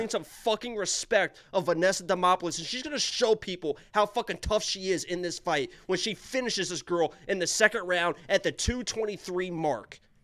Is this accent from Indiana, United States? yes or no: yes; Indiana, United States; I'm from Indiana